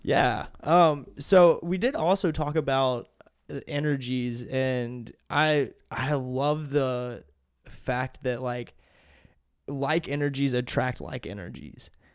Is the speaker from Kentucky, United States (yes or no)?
yes; Kentucky, United States; also born or lived in Tennessee; we moved from Tennessee to Kentucky